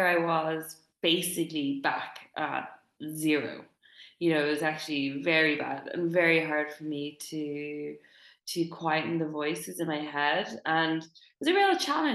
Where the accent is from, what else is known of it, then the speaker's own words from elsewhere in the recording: Dublin, Leinster, Ireland; moved away; I'm recording this live from Dublin, my hometown. I went home last week.